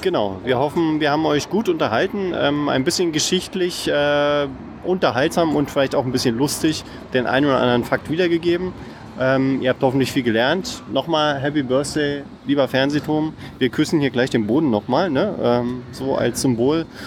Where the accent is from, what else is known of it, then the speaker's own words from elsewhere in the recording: Berlin, Germany; ich komme aus Marzahn